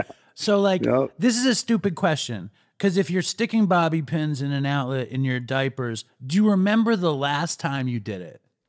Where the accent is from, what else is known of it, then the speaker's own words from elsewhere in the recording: New York City, New York, United States; I grew up in Manhattan.